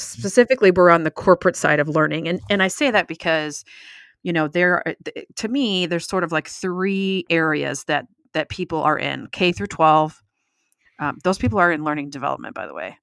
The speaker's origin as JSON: {"language": "English", "country": "United States", "said": "since I'm American"}